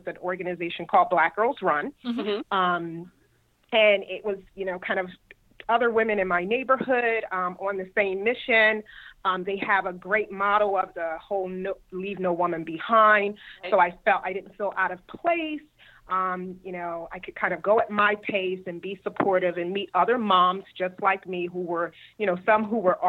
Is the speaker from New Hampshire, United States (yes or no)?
no; Philadelphia, Pennsylvania, United States; moved away as an adult; now in Cary, United States; I'm originally from Philadelphia, born and raised, and I relocated here about 10 years ago